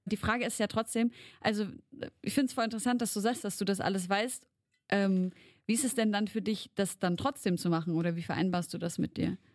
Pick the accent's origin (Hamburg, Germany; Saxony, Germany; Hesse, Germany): Saxony, Germany; Leipzig; bei uns in Leipzig